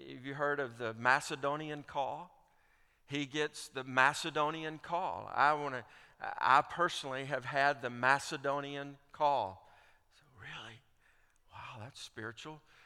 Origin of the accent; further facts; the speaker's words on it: Alabama, United States; I grew up in Alabama as an Auburn fan